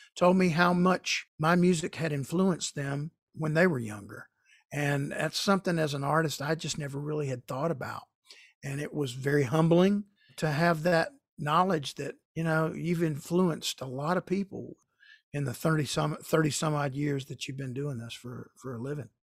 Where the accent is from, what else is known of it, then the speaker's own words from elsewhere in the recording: Marietta, Georgia, United States; my hometown of Marietta, Georgia